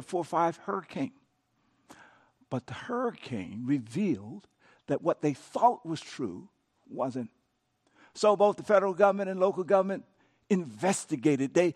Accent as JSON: {"language": "English", "region": "Louisiana", "country": "United States", "tie": "born or raised there", "said": "my home state of Louisiana"}